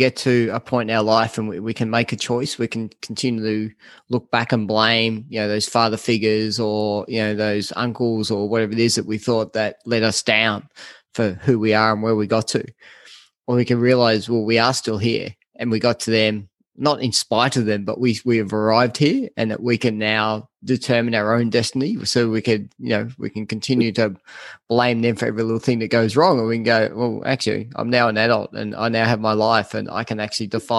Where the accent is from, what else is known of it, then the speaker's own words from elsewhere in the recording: Australia; us Australians